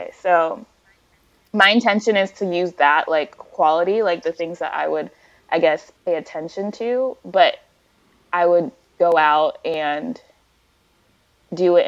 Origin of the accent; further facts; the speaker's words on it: United States; I'm Nigerian American. I was born in the States.